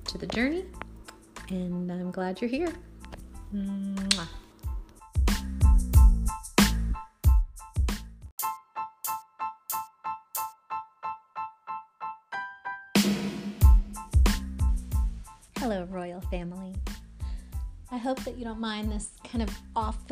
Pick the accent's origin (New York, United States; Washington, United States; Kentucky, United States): Kentucky, United States; rural; moved away; also born or lived in New Jersey / Tennessee; I grew up in a little teeny tiny town in rural Kentucky